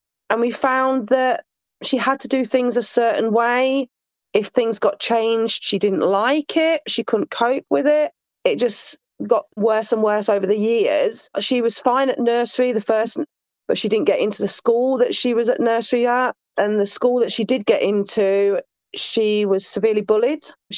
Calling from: Sheffield, Yorkshire and the Humber, United Kingdom; Sheffield, South Yorkshire, England.

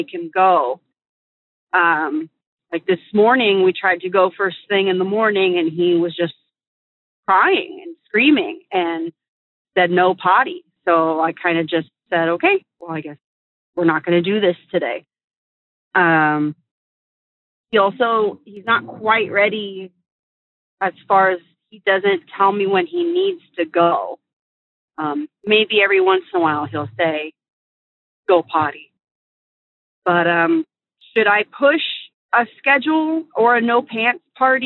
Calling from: Northern California, United States; I'm calling from Northern California

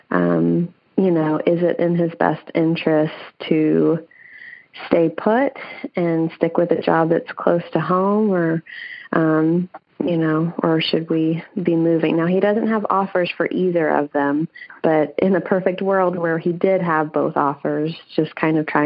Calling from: Vancouver, Washington, United States; I am calling from Vancouver, Washington.

